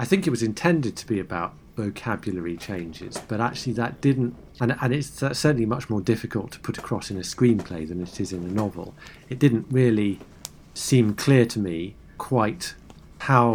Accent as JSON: {"language": "English", "country": "United States", "said": "as an American"}